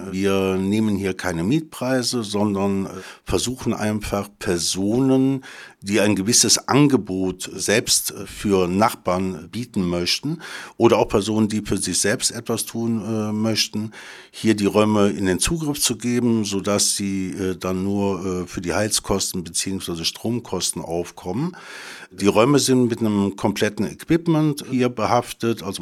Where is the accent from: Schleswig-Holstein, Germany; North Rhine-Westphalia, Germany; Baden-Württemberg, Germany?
North Rhine-Westphalia, Germany; Cologne; Ich stamme aus Köln